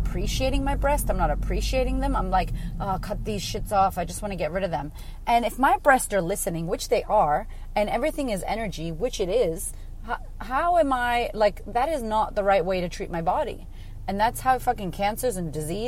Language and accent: English; United States; now in Australia; I live in Australia. I'm American.